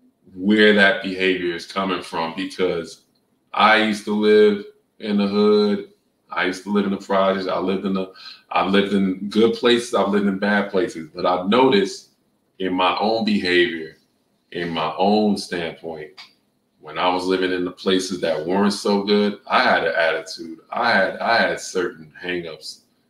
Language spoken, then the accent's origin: English; New York, United States; moved away; And I'm coming straight from New York, where you got skyscrapers and concrete.